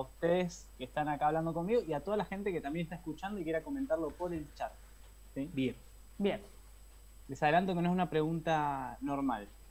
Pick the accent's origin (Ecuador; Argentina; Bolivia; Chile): Argentina; La Plata, Buenos Aires Province; En La Plata, esta vez en La Plata, mi ciudad natal